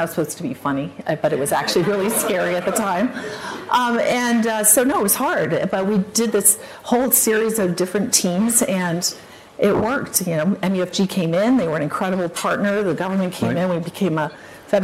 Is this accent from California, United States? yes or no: yes; California, United States; also born or lived in England; I was born in England, mostly grew up in California.